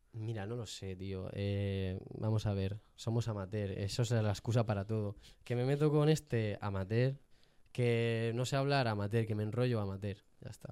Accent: Jaén, Andalusia, Spain; soy de Jaén

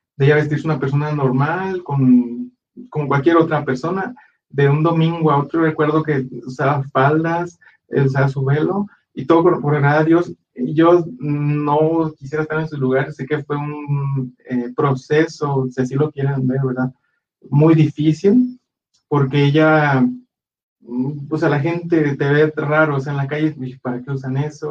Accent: Guadalajara, Jalisco, Mexico; en la iglesia donde crecimos nosotros fue en la ciudad de Guadalajara, nosotros somos de Guadalajara

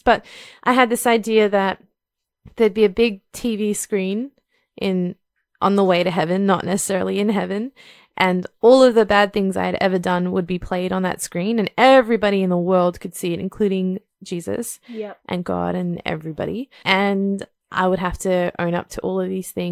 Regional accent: India; growing up in India

